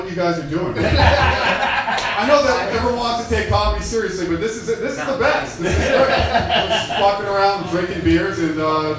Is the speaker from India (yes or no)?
no; Mission Viejo, California, United States; I was born and raised in Mission Viejo, which is, I think they won, 2015, they won the safest city in America